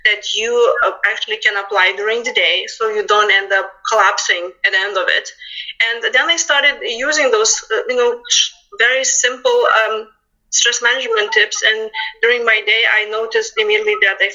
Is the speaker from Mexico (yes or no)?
no; Lithuania; English is a second language; moved away as an adult; now in United States; as you can tell from my accent, I'm not local. I'm originally came from Lithuania back in 2000